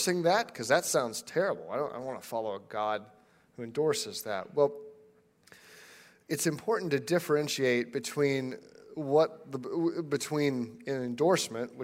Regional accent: United States; as an American

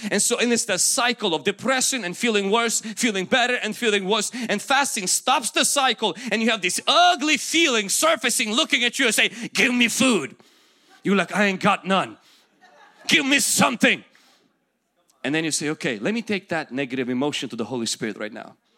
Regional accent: Ukraine; English is a second language; moved away; I will go back to my country, where I came from

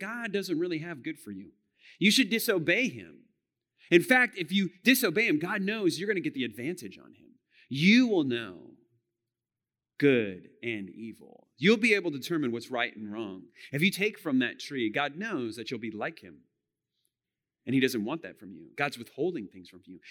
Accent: United States; we as American Christians

